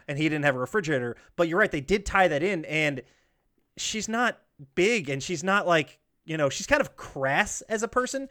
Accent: Georgia, United States; I grew up in Georgia

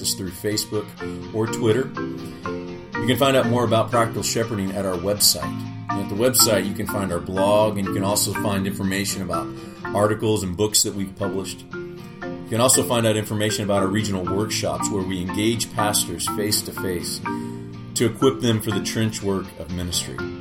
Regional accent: Louisville, Kentucky, United States; in my hometown to be able to just set up like Southern Seminary

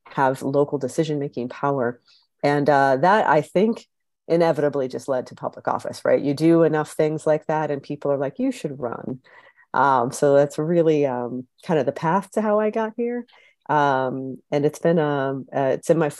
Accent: Columbus, Ohio, United States; moved away as an adult; now in Chicago, United States; I am originally from Columbus, Ohio, but found myself in Chicago after an AmeriCorps position

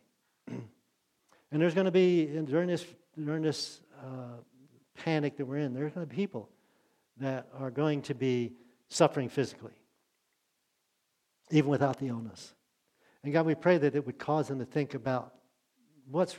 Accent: Maryland, United States; moved away as an adult; I grew up in Maryland

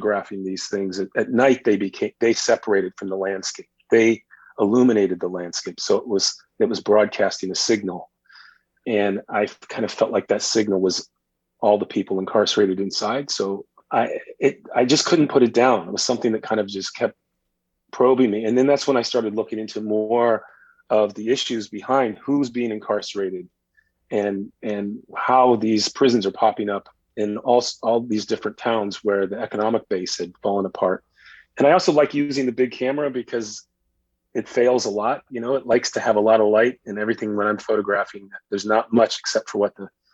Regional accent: Illinois, United States; moved away; also born or lived in Boston; I grew up in Illinois

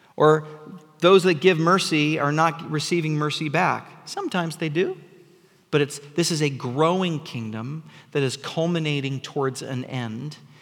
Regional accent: United States; here in the West, in the Seattle area, um, because, because we're American.

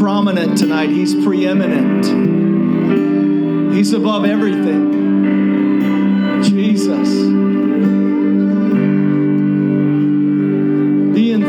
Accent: Shreveport, Louisiana, United States; I'm from Shreveport, Louisiana

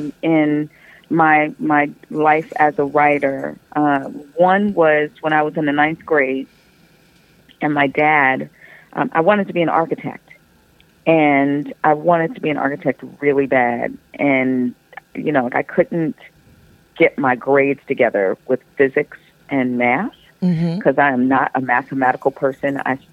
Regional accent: Long Island, New York, United States; I grew up in Long Island, New York

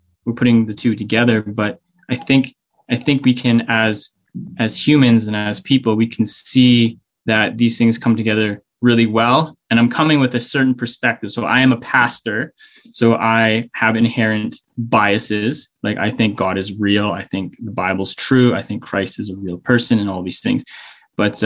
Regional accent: Whitehorse, Yukon, Canada; also born or lived in Victoria; I grew up in Whitehorse

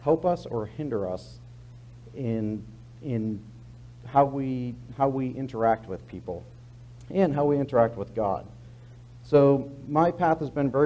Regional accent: Massachusetts, United States; moved away as an adult; I grew up in Massachusetts, went to the Naval Academy, joined the Navy

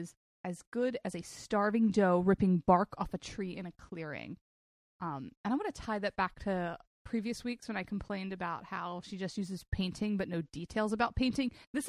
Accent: Baltimore, Maryland, United States; accent: Baltimore

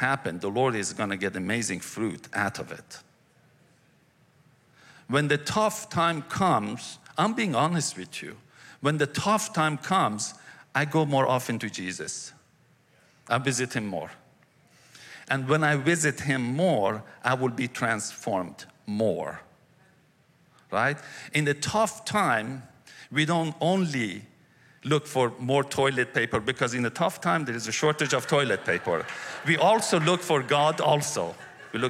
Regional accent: Iran; moved away as an adult; also born or lived in Cyprus; now in United States; I grew up in Iran.

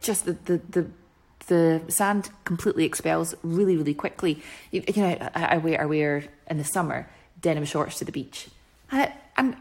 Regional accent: Scotland, United Kingdom; being so Scottish

